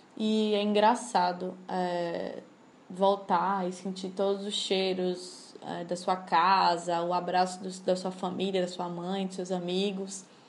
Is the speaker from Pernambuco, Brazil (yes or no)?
no; Salvador, Bahia, Brazil; Salvador de Bahia, a cidade da minha mãe, a cidade onde me criei